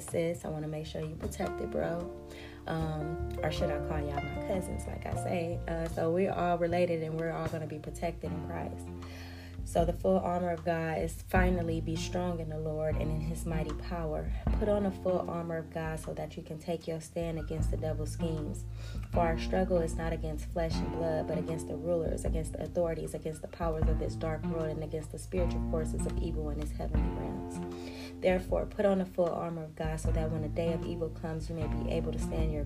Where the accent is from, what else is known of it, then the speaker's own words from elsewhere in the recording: United States; I'm an American